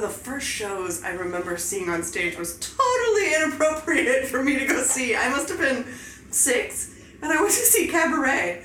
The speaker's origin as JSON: {"language": "English", "town": "Salina", "region": "Kansas", "country": "United States", "tie": "born or raised there", "said": "Nathan and I grew up in Salina, Kansas with one another"}